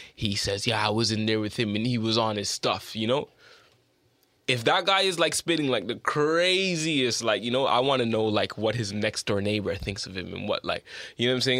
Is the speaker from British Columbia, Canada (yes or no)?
no; Toronto, Ontario, Canada; moved away as an adult; also born or lived in United Kingdom; I'm from Don Mills, always been there from forever